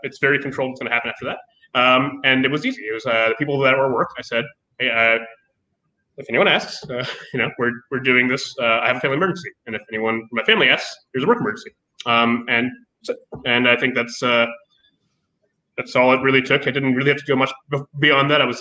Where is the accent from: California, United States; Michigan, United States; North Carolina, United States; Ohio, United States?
Ohio, United States; Columbus; I grew up in Columbus.